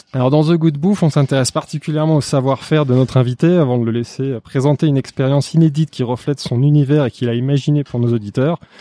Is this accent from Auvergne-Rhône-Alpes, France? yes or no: yes; Haute-Savoie, Auvergne-Rhône-Alpes, France; now in Paris, France; nous sommes en pays de Savoie, et plus particulièrement en Haute-Savoie